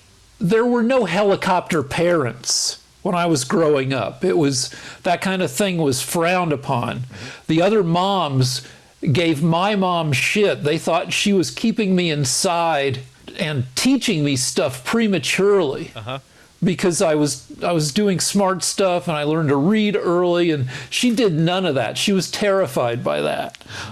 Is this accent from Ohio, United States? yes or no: no; Boulder, Colorado, United States; It was my hometown school.